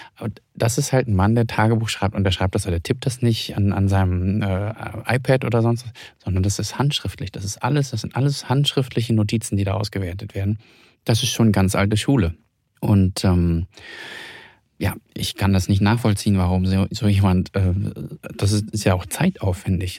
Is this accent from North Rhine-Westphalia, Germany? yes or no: no; Hamburg, Germany; Ich komme ja selbst aus Hamburg